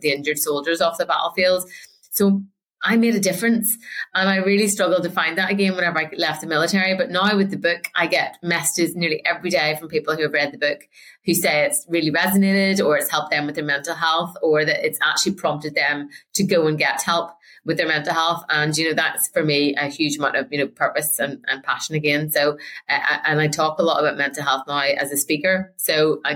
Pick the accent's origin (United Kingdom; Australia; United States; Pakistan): United Kingdom; Northern Ireland; moved away as an adult; I'm from Northern Ireland, so I was very young and naive when I first joined the RAF